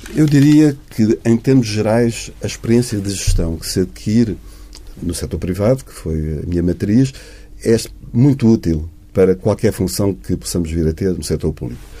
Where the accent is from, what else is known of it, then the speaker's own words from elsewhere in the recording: Portugal; somos todos nós, que somos portugueses